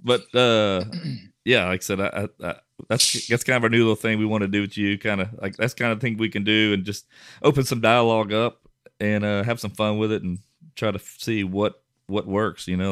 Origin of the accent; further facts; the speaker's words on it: Westlake, Louisiana, United States; my hometown, Westlake